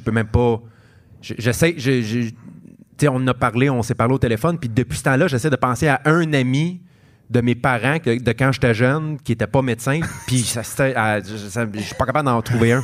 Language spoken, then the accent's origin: French; Montreal, Quebec, Canada; en tant que Montréalais